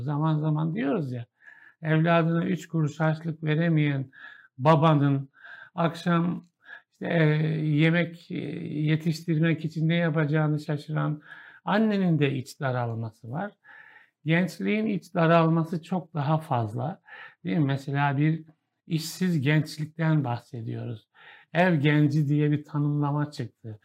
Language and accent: Turkish; Kahramanmaraş, Turkey; Maraş, ben Maraşlıyım